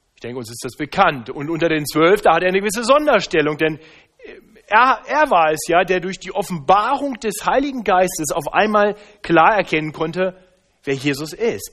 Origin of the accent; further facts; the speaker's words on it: Braunschweig, Lower Saxony, Germany; moved away; Ich bin ja in Braunschweig aufgewachsen, nahe an der ehemaligen innerdeutschen Grenze